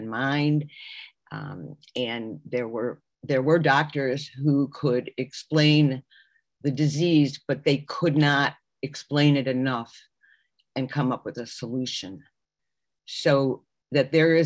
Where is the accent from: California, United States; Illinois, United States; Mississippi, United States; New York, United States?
Illinois, United States; Chicago; now in Miami Beach, United States; I'm originally from Chicago, and I now live in Miami Beach, Florida